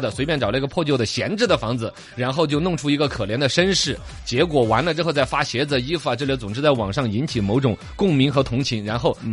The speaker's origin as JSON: {"language": "Chinese", "area": "Liangshan", "region": "Sichuan", "country": "China", "said": "我们这个四川凉山"}